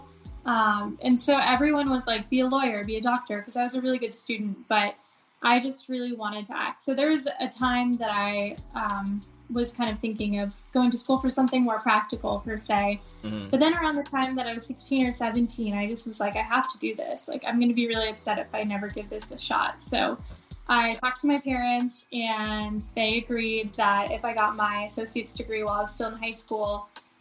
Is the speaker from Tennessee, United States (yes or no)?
no; Miami, Florida, United States; also born or lived in Melbourne, Florida; growing up in Miami, I didn't get a little brother until I was about 5 years old